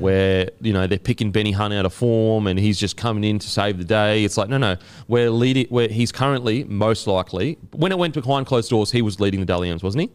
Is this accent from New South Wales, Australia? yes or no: no; Queensland, Australia; as a Queenslander